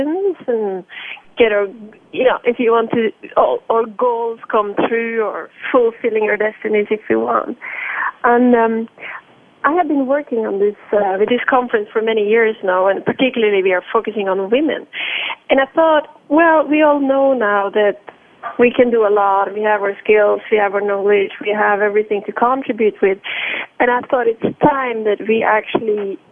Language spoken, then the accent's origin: English; Norway; also born or lived in Milan, Italy; now in Lausanne, Switzerland; From time to time, I do go to Norway, my home country